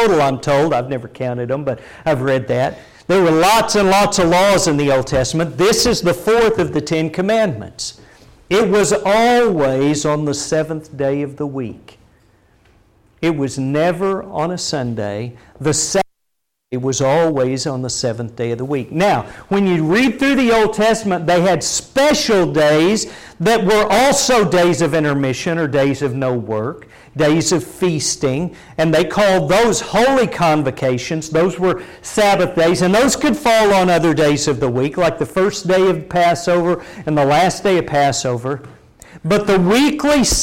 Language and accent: English; Oklahoma, United States; now in Texas, United States; growing up in Oklahoma and when I first moved down to Texas